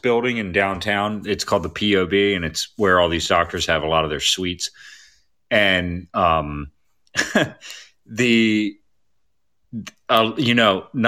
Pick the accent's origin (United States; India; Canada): United States; Baltimore, Maryland; I grew up in Baltimore